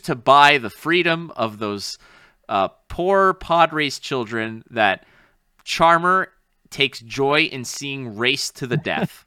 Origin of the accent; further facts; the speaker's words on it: Canada; as a proud Canadian